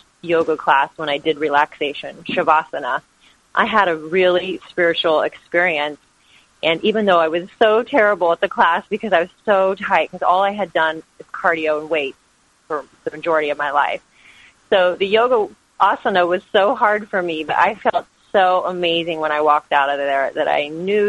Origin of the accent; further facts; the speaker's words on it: Kansas, United States; moved away as an adult; now in San Diego, United States; I was born and raised in Kansas, and after college, I moved to San Diego.